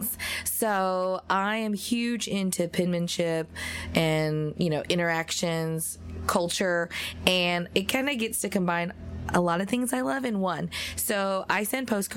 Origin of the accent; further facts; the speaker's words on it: Fort Smith, Arkansas, United States; moved away as an adult; also born or lived in Japan; now in Nashville, United States; I was born and raised in Arkansas.